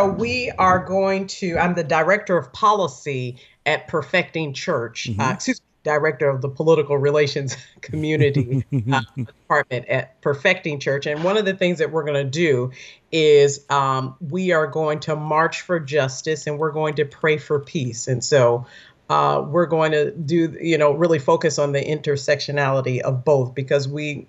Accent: Milwaukee, Wisconsin, United States; moved away; my neck of the woods, Wisconsin. I'm from Milwaukee, Wisconsin.

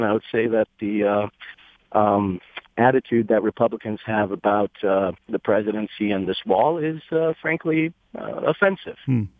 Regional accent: Romania; moved away; I was born and raised in Romania, in Eastern Europe, a country that at one point bordered Russia

